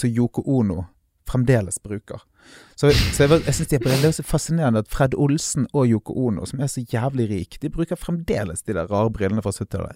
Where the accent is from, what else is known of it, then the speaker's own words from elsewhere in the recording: Bergen, Vestland, Norway; vi er fra Bergen